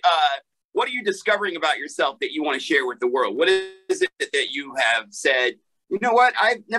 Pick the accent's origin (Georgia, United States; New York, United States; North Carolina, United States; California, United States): Georgia, United States; Atlanta; I'm from Atlanta.